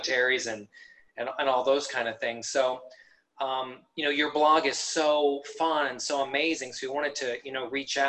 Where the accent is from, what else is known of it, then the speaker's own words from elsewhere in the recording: Arizona, United States; I'm also from Arizona